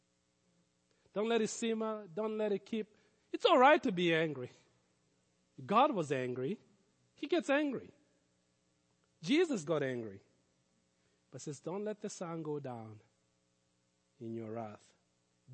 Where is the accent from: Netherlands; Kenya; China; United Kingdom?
Kenya; Growing up in Africa, in Kenya